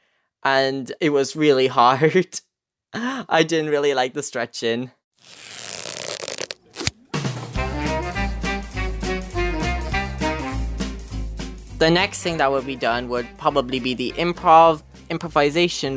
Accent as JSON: {"language": "English", "area": "County Clare", "region": "Munster", "country": "Ireland", "said": "I'm 17. I'm from County Clare"}